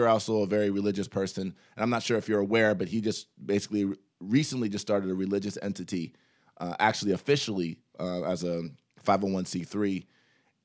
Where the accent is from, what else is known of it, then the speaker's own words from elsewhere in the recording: Columbus, Ohio, United States; also born or lived in New York; I was born and raised in Columbus